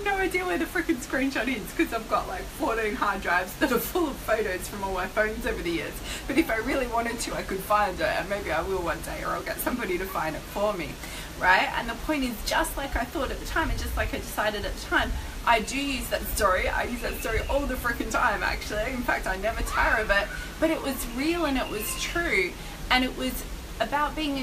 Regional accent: Melbourne, Victoria, Australia; I was in Melbourne, which is my hometown, and I was staying with my parents at the time

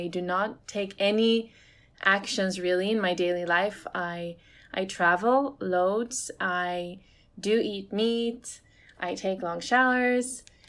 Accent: Sweden; I grew up in Sweden in the countryside, so like nature's all around.

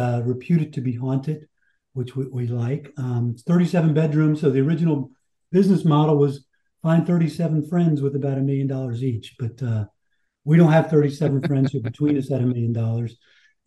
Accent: Washington, District of Columbia, United States; moved away as an adult; now in Florida, United States; I grew up on the East Coast of DC

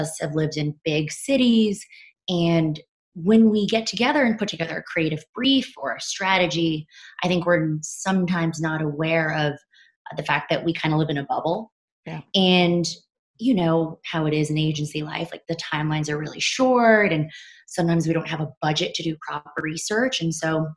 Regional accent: United States; growing up in America

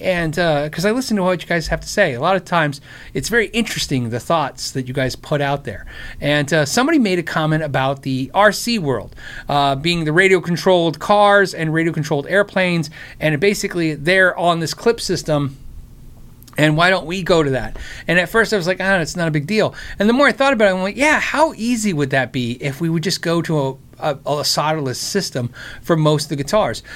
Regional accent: United States; I'm American

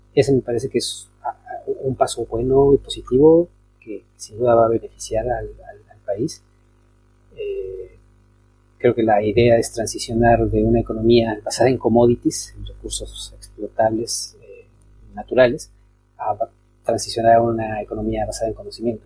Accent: Mexico; now in Chile; siendo, siendo este, ciudadano mexicano, pero este, encontrándome fuera de mi país

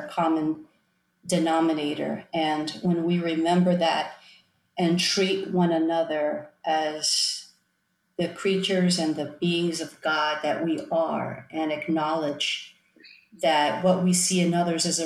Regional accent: Miami, Florida, United States; also born or lived in Long Island, New York; on my first birthday, I moved to Miami

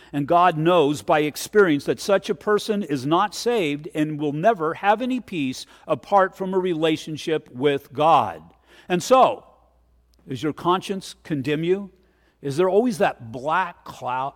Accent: United States; I'm an American. I love America and I love this nation

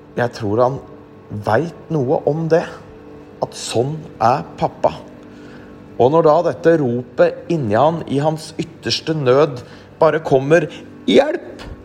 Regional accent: Norway; vi nordmenn

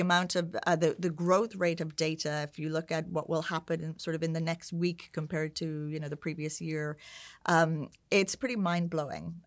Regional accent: Ireland; moved away as an adult; also born or lived in United Kingdom / San Francisco / Sao Paulo; at the time where I was growing up in Ireland

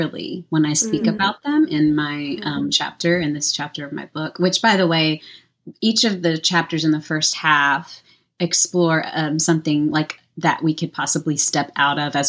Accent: Deep South, United States; I grew up in the Deep South, the Bible Belt

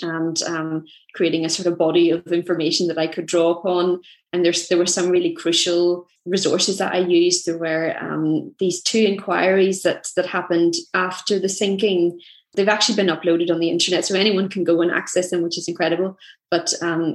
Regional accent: Belfast, Northern Ireland, United Kingdom; I'm from Belfast

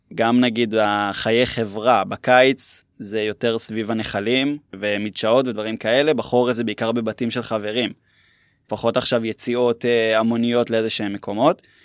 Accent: Herzliya, Tel Aviv District, Israel; moved away as an adult; now in Metula, Israel; במקור אני מהרצליה

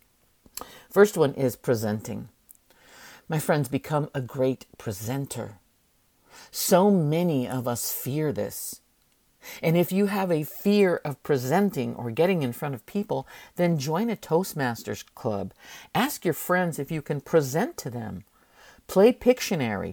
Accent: San Francisco, California, United States; we grew up very poor in San Francisco

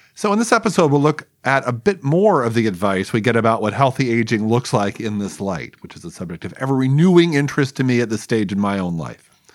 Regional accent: Los Angeles, California, United States; my hometown newspaper, the Los Angeles Times

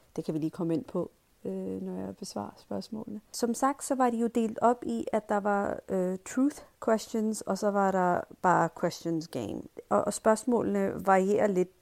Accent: Pakistan; now in Denmark; i min skoletid, da jeg gik i skole i Pakistan

